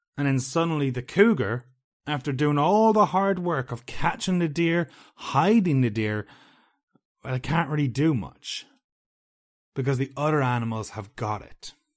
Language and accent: English; Ireland; I'm from Ireland